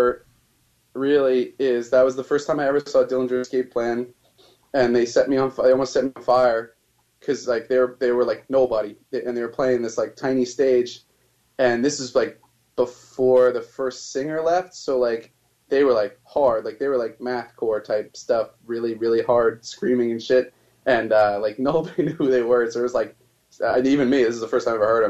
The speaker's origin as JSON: {"language": "English", "region": "New Jersey", "country": "United States", "said": "I'm from New Jersey"}